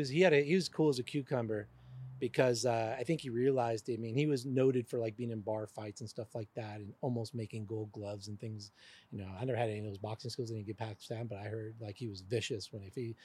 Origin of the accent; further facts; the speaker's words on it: New York City, New York, United States; I was born in the Bronx